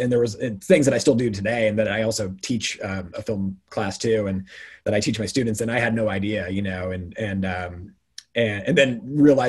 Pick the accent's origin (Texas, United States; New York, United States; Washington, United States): Washington, United States; Eastern; growing up in Eastern Washington